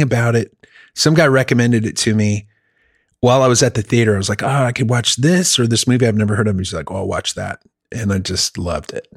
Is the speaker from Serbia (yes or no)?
no; Germany; now in United States; I lived, I grew up in Germany